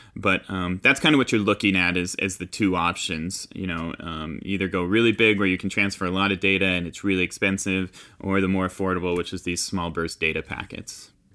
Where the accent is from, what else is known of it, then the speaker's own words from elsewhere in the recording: Utah, United States; I grew up here in Utah, in the mountains of Utah